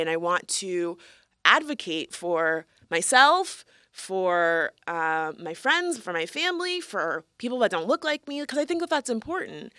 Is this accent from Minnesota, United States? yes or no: no; Florida, United States; moved away; I am a Florida woman. Singular, excuse me. Um, we are both originally from Florida